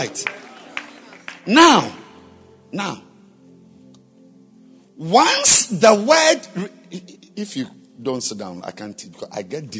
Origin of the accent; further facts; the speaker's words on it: Bolgatanga, Upper East, Ghana; Or I was raised in Bolgatanga and he was raised in Accra, so I'm greater.